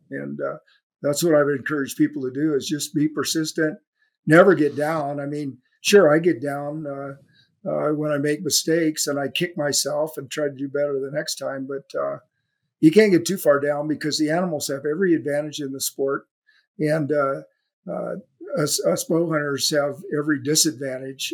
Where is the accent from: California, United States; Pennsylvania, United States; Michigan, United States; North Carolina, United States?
California, United States; my hometown in California